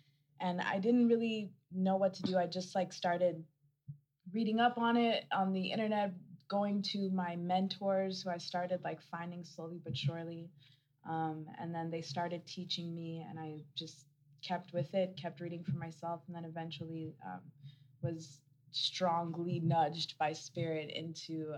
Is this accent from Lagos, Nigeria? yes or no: yes; Lagos, Nigeria; now in Denver, United States; I live in Denver, Colorado. I'm originally from Lagos, Nigeria